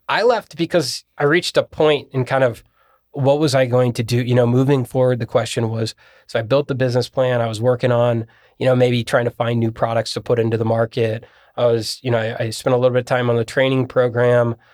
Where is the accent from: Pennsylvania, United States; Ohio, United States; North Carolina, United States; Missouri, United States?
Ohio, United States; Columbus; also born or lived in Bowling Green; I'm from Columbus